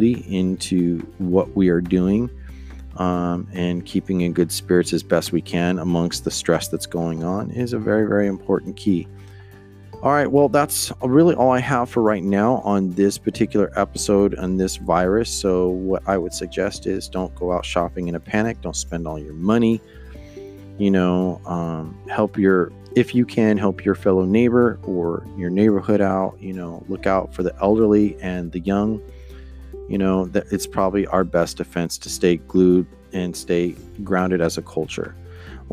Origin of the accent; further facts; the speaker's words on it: Stockton, California, United States; my hometown in Stockton.